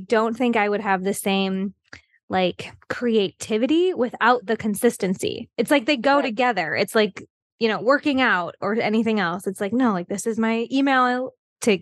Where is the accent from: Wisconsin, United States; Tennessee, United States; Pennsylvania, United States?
Wisconsin, United States; now in Mexico; I'm from Wisconsin, but I live in Mexico